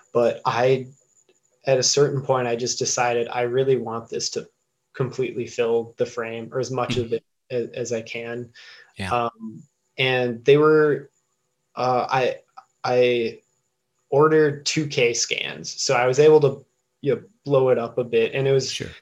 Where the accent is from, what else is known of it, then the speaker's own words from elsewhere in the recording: Eagle, Wisconsin, United States; I grew up in Eagle, Wisconsin